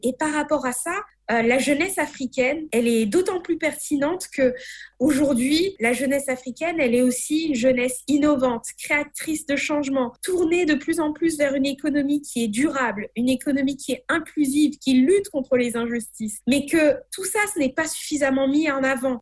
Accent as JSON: {"language": "French", "country": "Madagascar", "said": "de Madagascar"}